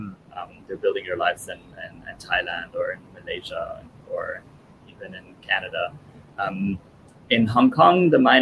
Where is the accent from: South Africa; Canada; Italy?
Italy; born there; I was born in Italy.